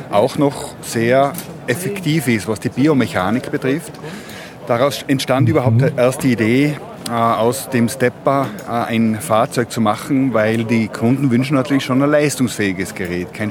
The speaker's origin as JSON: {"language": "German", "town": "Mayrhofen", "region": "Tyrol", "country": "Austria", "tie": "born there", "said": "gebürtig aus Mayhofen im Zillertal."}